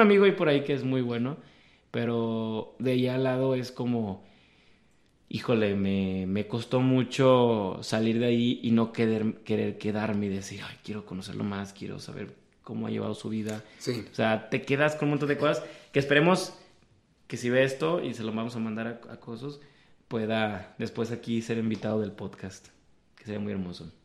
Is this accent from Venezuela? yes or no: no; Guadalajara, Jalisco, Mexico; aquí la altitud hace que el, bolillo se haga el virote salado